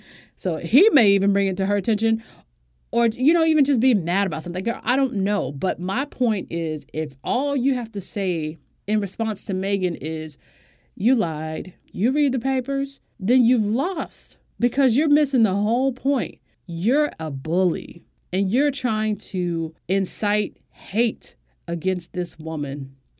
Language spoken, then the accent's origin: English; United States; as an American woman and as a black woman